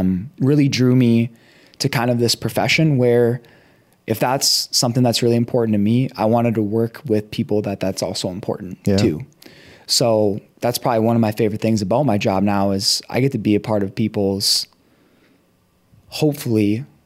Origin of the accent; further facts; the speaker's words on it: Elk River, Minnesota, United States; I grew up on kind of like a small hobby farm. So like I'm just so I went to Elk River high school. And I grew up